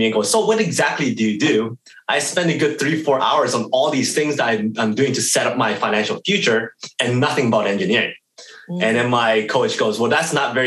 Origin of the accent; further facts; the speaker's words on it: Edmonton, Alberta, Canada; born and raised in Edmonton, Alberta, Canada